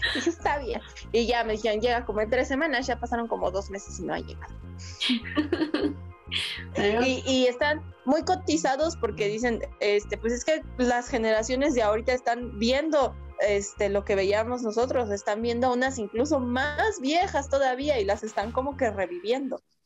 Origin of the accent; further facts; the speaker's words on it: Mexico; aquí en México